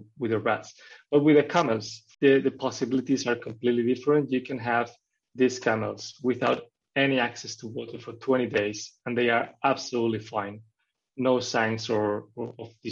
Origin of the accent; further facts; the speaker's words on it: Spain; moved away as an adult; also born or lived in Norway; I studied biology in Spain, in my hometown in Spain